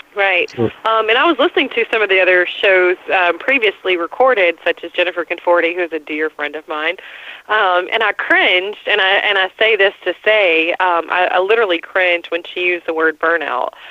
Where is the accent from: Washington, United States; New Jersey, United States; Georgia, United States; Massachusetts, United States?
Georgia, United States; Atlanta; I'm from Atlanta, born and raised